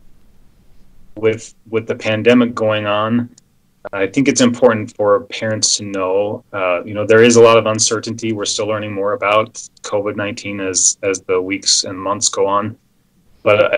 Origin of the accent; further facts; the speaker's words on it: Salt Lake County, Utah, United States; also born or lived in Las Vegas, Nevada; I grew up in Salt Lake County and trained in Las Vegas